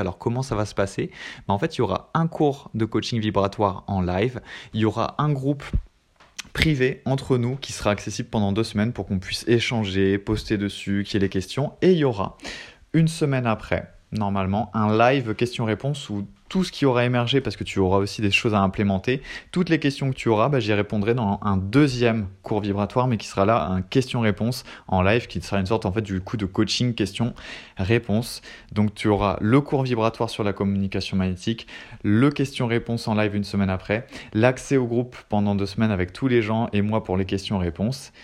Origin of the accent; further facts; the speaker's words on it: France; je suis français